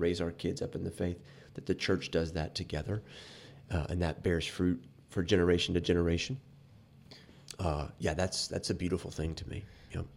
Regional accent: Fairhope, Alabama, United States; also born or lived in Anderson, Indiana / Appalachia; When we moved to Fairhope, Alabama when I was three

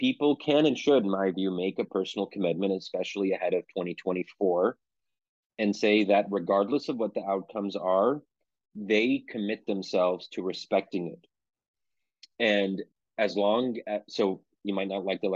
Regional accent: Pennsylvania, United States; I'm born and raised in Pennsylvania, but my parents came from Egypt

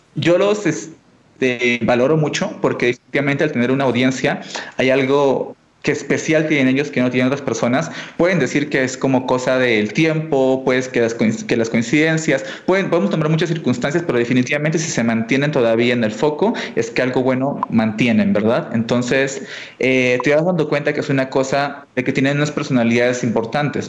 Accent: Tacna, Peru; yo soy peruano eh, y estudié en, eh, y no soy de la capital, sino de una ciudad muy chiquita al sur de Perú, en frontera con Chile, que se llama Tacna

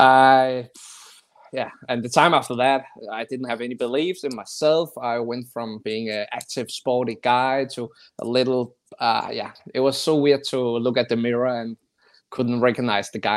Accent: Copenhagen, Capital Region of Denmark, Denmark; I'm from Denmark, I'm from Copenhagen

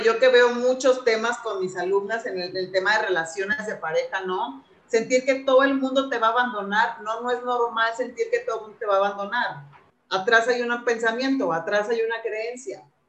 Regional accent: Acapulco, Guerrero, Mexico; moved away as an adult; also born or lived in Monterrey; a los 18 años me fui a vivir a Monterrey, de Acapulco a Monterrey, o sea, súper lejos de mi familia

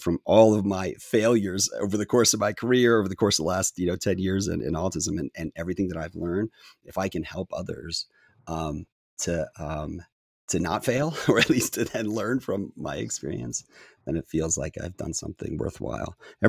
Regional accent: Japan; born there; I was born in Japan. My parents were in the Foreign Service

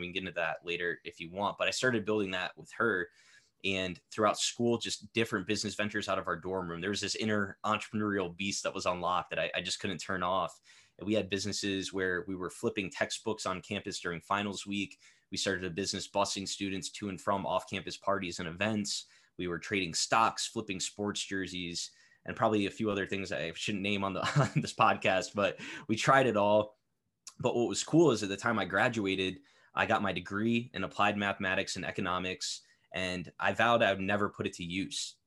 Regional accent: Connecticut, United States; I'm from Connecticut

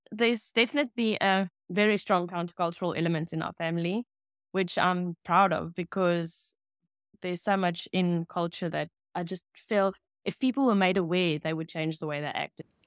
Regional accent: Pretoria, Gauteng, South Africa; English is a second language; I grew up in Pretoria East in the N T A community

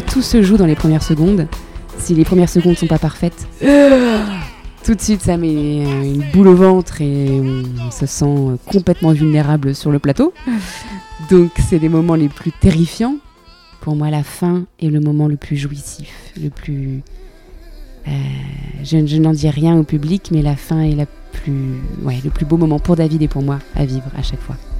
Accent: France; chez moi en France

